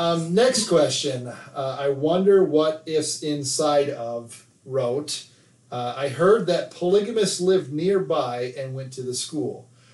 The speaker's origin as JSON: {"language": "English", "region": "Nevada", "country": "United States", "tie": "born or raised there", "said": "I didn't grow up in Nephi, but I feel like I did because where I grew up in Nevada was very similar"}